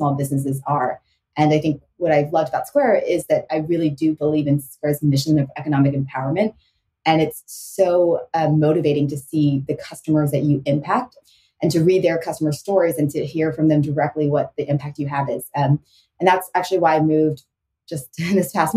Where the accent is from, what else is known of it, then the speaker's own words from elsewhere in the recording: Houston, Texas, United States; moved away as an adult; also born or lived in St. Louis; growing up in Houston, Texas